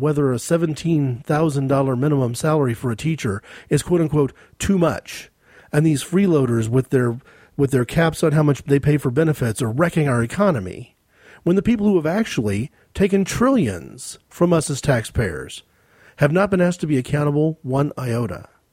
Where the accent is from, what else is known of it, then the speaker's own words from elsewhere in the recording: United States; I'm an American.